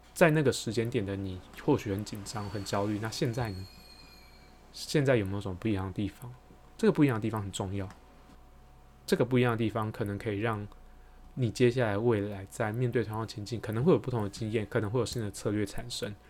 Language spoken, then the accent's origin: Chinese; Taiwan; 我们台湾人